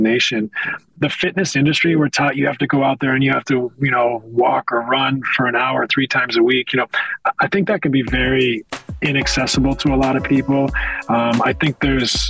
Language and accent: English; west coast of Canada, Canada; moved away as an adult; I'm a kid from the West Coast of Canada. I didn't have NBA players in my neighborhood